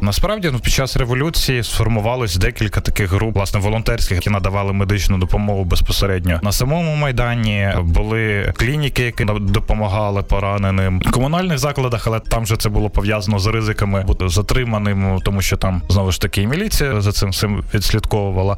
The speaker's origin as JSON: {"language": "Ukrainian", "region": "Kyiv", "country": "Ukraine", "said": "я киянин"}